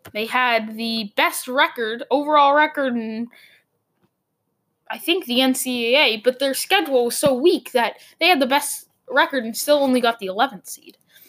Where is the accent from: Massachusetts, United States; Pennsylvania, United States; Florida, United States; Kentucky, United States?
Massachusetts, United States; Boston; I'm from Boston